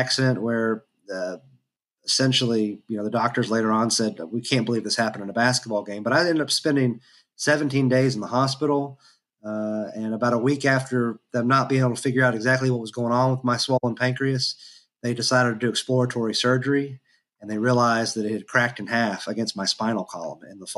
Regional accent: Georgetown, Kentucky, United States; also born or lived in Frankfort, Kentucky; I was raised in Georgetown, Kentucky, and or in parts of Scott County that are unincorporated

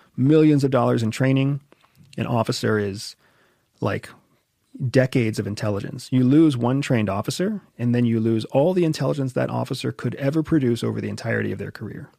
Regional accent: United States; I'm an American

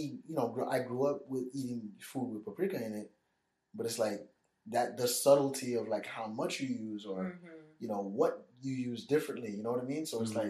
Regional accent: New York, United States; growing up in New York.

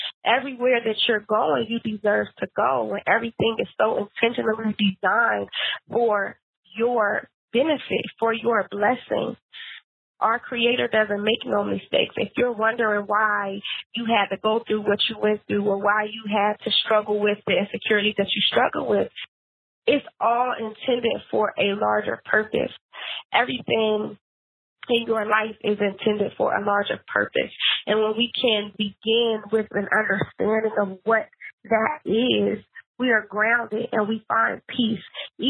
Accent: Philadelphia, Pennsylvania, United States; because I'm a little hood, because I'm from Philly, you know.

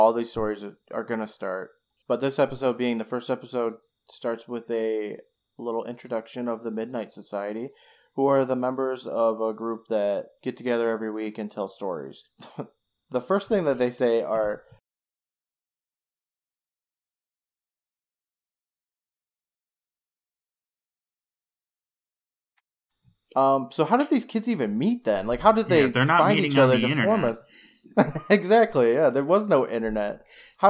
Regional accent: United States; I am from the United States

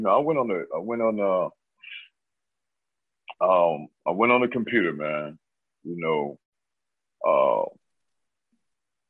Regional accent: Marietta, Georgia, United States; I'm from Marietta, Georgia, Cobb County.

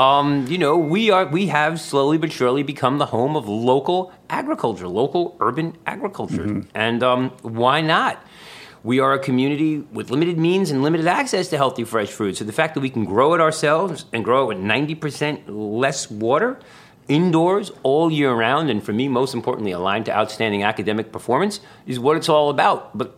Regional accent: Bronx, New York, United States; Well, I'm from the Bronx, so I am a Bronx native

